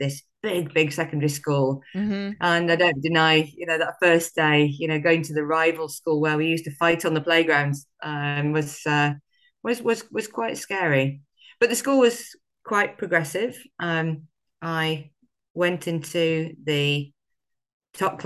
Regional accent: Sheffield, Yorkshire and the Humber, United Kingdom; I grew up in a working class family in the great northern city that is Sheffield, in the north of England, great Yorkshire town, South Yorkshire town.

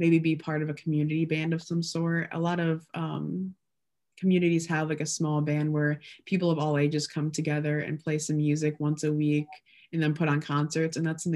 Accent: Illinois, United States; I'm from Illinois.

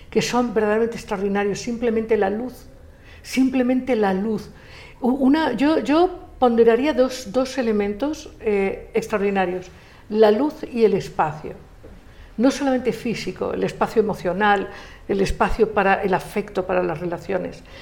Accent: Spain; born there; yo nací en España y en España estuvieron los suevos, los vándalos, los ligures, los romanos, los celtas, los árabes.

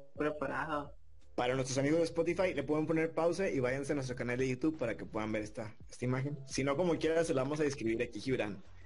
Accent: Monterrey, Nuevo León, Mexico; yo sí nací en Monterrey, en el mero centro ahí de la ciudad

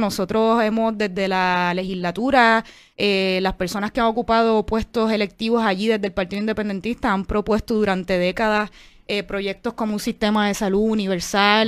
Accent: Puerto Rico; puertorriqueños y puertorriqueñas que creemos en la independencia

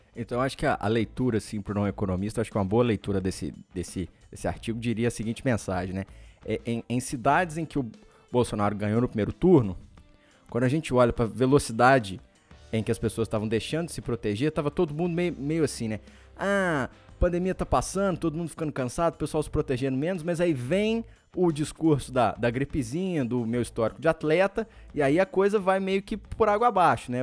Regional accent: Espera Feliz, Minas Gerais, Brazil; moved away; lá em Espera Feliz, um abraço, minha terra natal

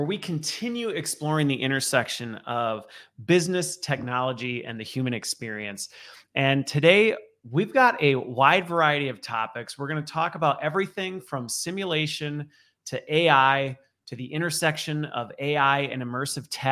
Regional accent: Loveland, Colorado, United States; now in Midwest, United States; born in Loveland. Actually, birthed technically. Okay. And then grew up in Loveland.

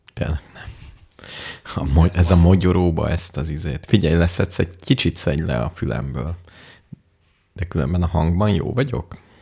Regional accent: Hungary; magyar vagyok, hungari, ungar

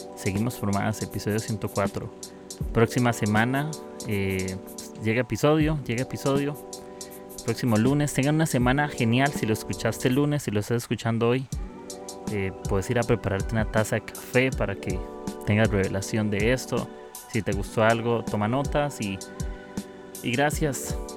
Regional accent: Costa Rica; soy de Costa Rica.

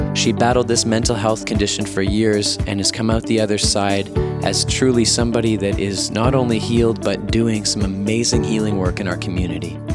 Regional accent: Winnipeg, Manitoba, Canada; my hometown of Winnipeg

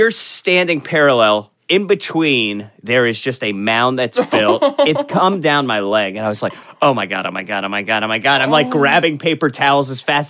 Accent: Florida, United States; I grew up in Florida

